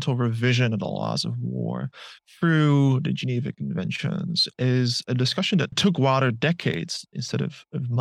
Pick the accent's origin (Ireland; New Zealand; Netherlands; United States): Netherlands; southern Netherlands; now in Melbourne, Australia; the place where I grew up, which is in the south of the Netherlands